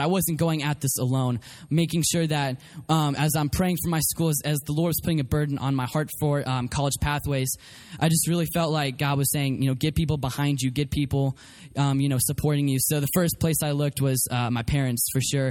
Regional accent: Colorado, United States; also born or lived in Oklahoma City, Oklahoma; I was born in Oklahoma City, but was raised mostly in Colorado.

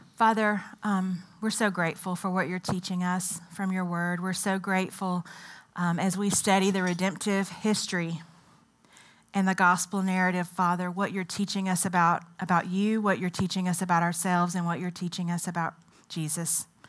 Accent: United States; also born or lived in Ethiopia; I'm very much set in my American identity.

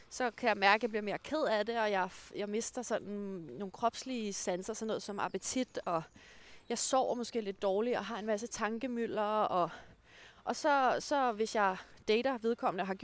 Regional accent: Denmark; når jeg kommer fra Jylland.

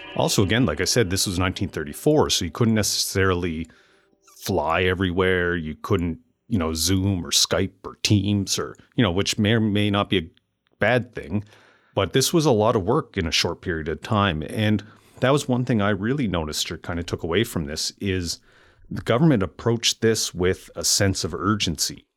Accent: Amherst, Nova Scotia, Canada; moved away as an adult; growing up and then moving back to Amherst, Nova Scotia, where I currently run my business and live with my family.

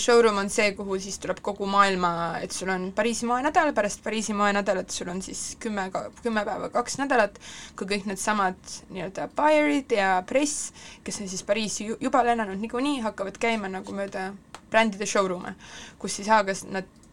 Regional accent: Estonia; ma olen siit pärit

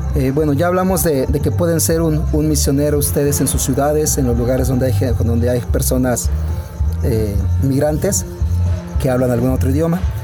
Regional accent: León, Guanajuato, Mexico; soy originario aquí del municipio de León. Eh, estuvimos, eh, estuve aquí pues como hasta los 17 años

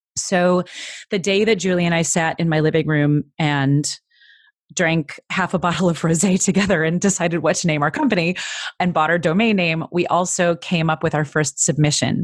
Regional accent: Midwest, United States; I'm from the Midwest

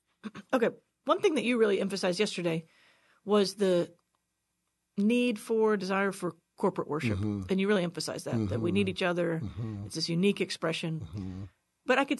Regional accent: Texas, United States; Yeah, and I grew up closer to Houston, yeah.

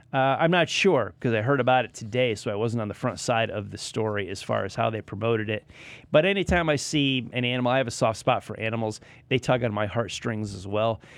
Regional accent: Connecticut, United States; now in Lake Norman area, North Carolina, United States; I am a Connecticut native

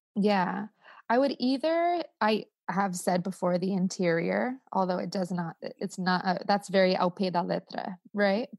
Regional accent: California, United States; also born or lived in Spain / Costa Rica; I'm Californian

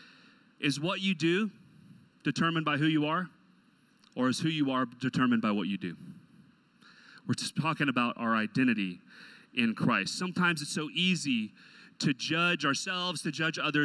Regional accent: Texas, United States; my first car had a big sticker on the back that said Native Texan. So I was born in the nation of Texas.

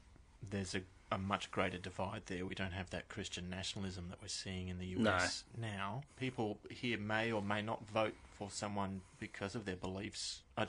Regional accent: Australia; from an Australian point of view, there's just something within us that just hates people ripping us off online.

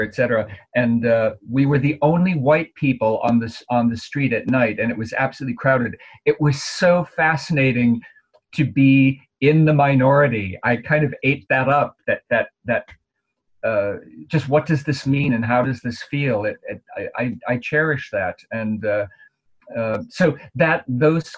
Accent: Minneapolis, Minnesota, United States; moved away; my hometown, Minneapolis

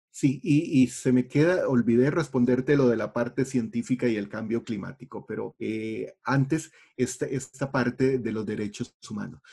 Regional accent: Costa Rica; como costarricenses nos acostumbramos a no pensar en la geografía

